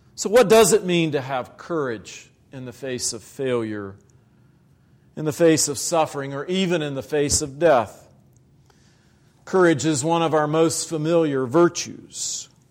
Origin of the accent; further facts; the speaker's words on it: Virginia, United States; moved away; in the black church in Virginia. in my home state